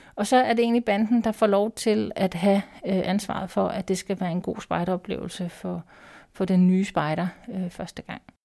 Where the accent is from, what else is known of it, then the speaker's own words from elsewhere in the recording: Copenhagen, Capital Region of Denmark, Denmark; now in Holbæk, Denmark; jeg kommer fra København, så jeg har været spejder der.